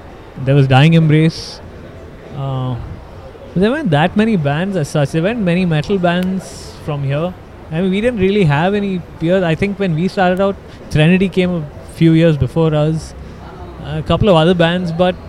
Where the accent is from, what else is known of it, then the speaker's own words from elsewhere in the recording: Kuwait; now in Bangalore, India; I wasn't even in Bangalore. I grew up in Kuwait, and I came to Bangalore in 97